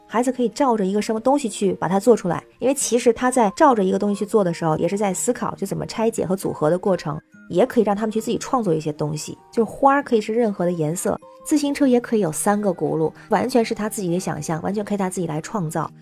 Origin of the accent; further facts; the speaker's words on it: Tianjin, China; now in Beijing, China; 我是天津人，在北京